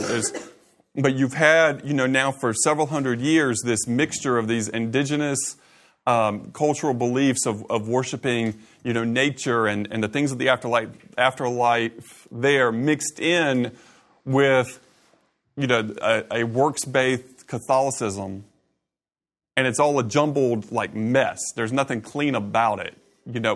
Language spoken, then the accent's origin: English; Augusta, Georgia, United States; I grew up in Augusta.